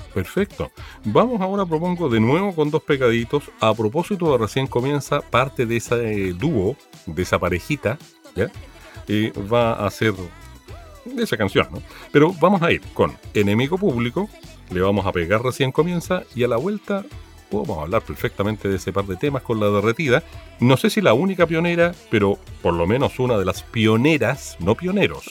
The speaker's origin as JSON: {"language": "Spanish", "region": "Valparaíso", "country": "Chile", "tie": "born or raised there", "said": "Yo me crié harto en el Cerro Alegre. Yo nací en Playa Ancha"}